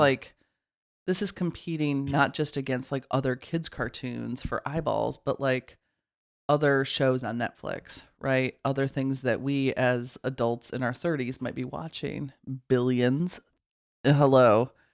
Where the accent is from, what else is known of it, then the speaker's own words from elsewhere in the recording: Midwest, United States; I grew up in the Midwest